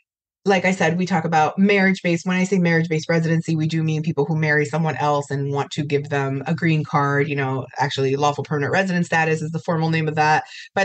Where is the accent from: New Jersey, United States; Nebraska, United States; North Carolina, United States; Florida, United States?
Florida, United States; Miami; born there; So similar to you, I was born here in Miami.